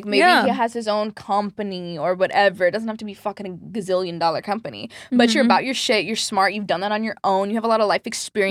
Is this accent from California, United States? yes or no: yes; San Diego, California, United States; No, I'm from San Diego. So I grew up like 15 minutes from the border.